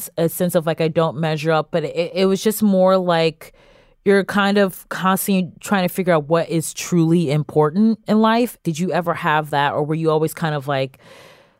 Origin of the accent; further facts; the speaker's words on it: Cleveland, Ohio, United States; I grew up in Cleveland